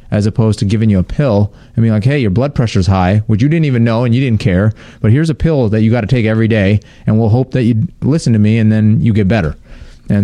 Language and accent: English; Inland Empire, California, United States; I grew up in the Inland Empire, so like about an hour east of L.A.